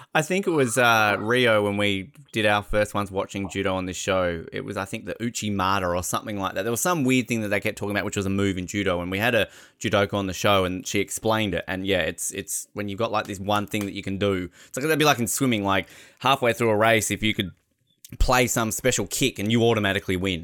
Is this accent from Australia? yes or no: yes; Australia; We're Australian.